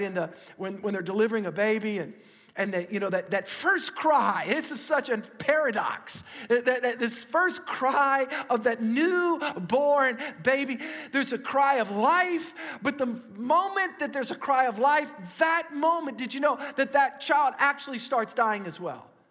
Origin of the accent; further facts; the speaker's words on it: Metairie, Louisiana, United States; I grew up in Metairie